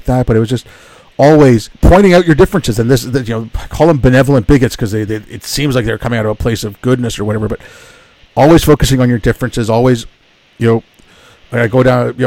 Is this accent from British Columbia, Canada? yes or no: no; Montreal, Quebec, Canada; born or raised there; also born or lived in Hyderabad, India